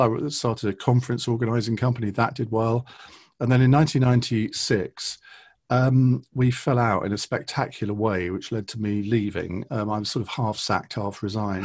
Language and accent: English; Saffron Walden, East of England, United Kingdom; Saffron Walden, which is where I grew up in Essex